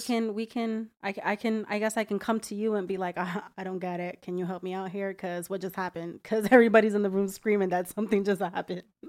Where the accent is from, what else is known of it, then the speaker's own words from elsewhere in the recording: New Jersey, United States; moved away as an adult; now in Florida, United States; I'm originally from New Jersey, born and raised all my life. Been living in Florida for about five years now